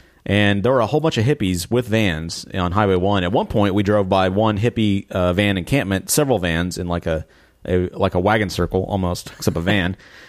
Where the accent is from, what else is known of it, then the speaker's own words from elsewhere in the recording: Abilene, Texas, United States; moved away; where we grew up in Abilene, West Texas